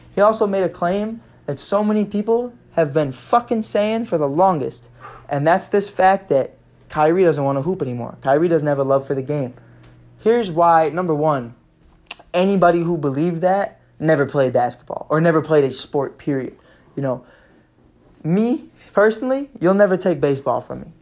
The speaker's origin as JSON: {"language": "English", "town": "Chicago", "region": "Illinois", "country": "United States", "tie": "born or raised there", "said": "growing up in Chicago"}